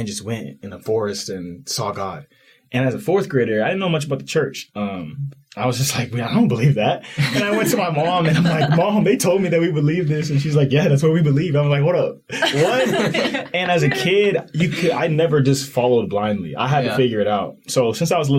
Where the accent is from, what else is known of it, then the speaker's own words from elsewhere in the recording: Katy, Texas, United States; moved away as an adult; now in Utah, United States; I grew up in West Houston, Katy, Texas